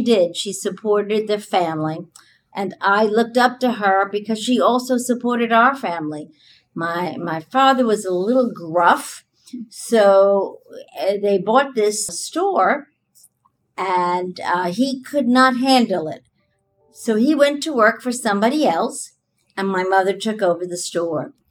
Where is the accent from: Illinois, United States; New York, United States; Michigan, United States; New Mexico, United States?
New York, United States; New York City; moved away; I actually loved the life I lived in the Bronx.